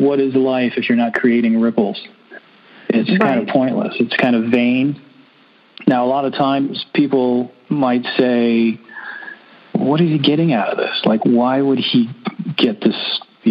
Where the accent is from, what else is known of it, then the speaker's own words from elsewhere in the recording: Miami, Florida, United States; I'm from Miami.